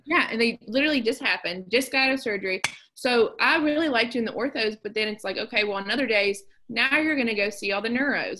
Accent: southern West Virginia, United States; moved away; I loved I loved growing up in West Virginia.

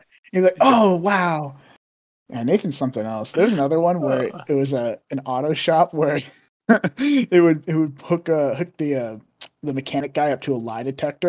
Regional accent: Portugal; English is a second language; Yeah, everyone's listening. I'm from Portugal.

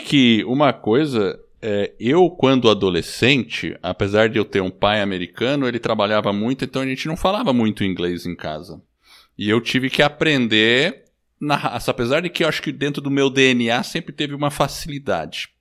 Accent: Brazil; also born or lived in United States; eu sou nascido nos Estados Unidos, vim pequeno para o Brasil

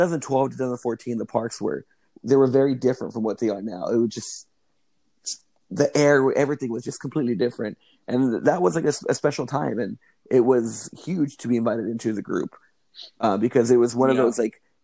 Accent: Anaheim, California, United States; I grew up a mile away from Disneyland, born and raised in Anaheim

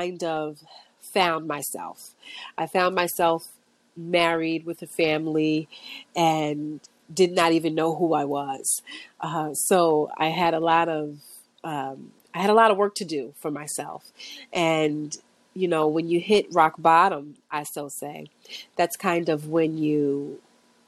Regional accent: New York City, New York, United States; I was born and raised in Brooklyn

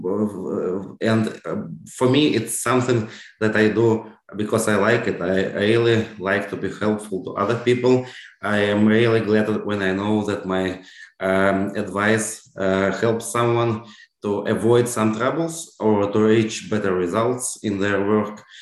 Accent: Russia; moved away as an adult; when I left Russia in 2011

